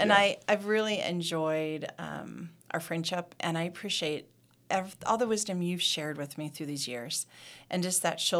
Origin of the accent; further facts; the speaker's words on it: Ohio, United States; moved away; I'm from Ohio.